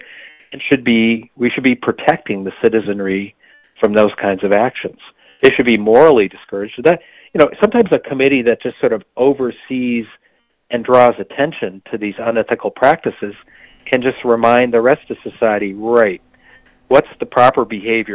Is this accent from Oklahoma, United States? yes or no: no; Michigan, United States; I grew up in Michigan